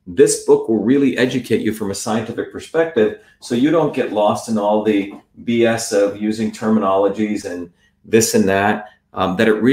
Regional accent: New Jersey, United States; also born or lived in Bombay, India / South India; After seven, I grew up in working class neighborhoods in New Jersey

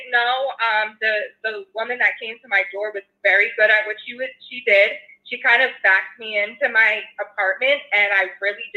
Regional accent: Philadelphia, Pennsylvania, United States; now in Los Angeles, United States; So, so I'm originally from Philadelphia, actually, and I currently live in LA. I've been here about seven years

